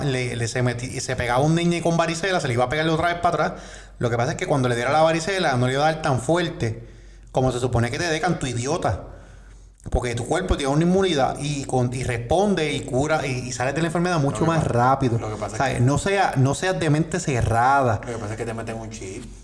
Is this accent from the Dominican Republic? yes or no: no; Puerto Rico; Pero eso deja mucho que decir de la ética de nosotros como, como puertorriqueños.